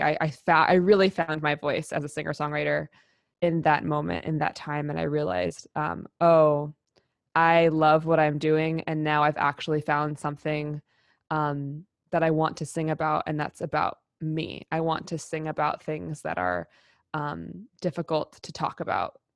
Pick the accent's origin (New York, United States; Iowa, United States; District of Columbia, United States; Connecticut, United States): New York, United States; New York City; I grew up in New York City and I grew up in theater